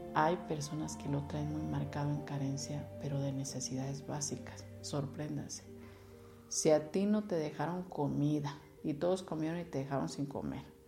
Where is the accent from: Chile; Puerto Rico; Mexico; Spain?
Mexico; como sociedad y como cultura mexicana que tenemos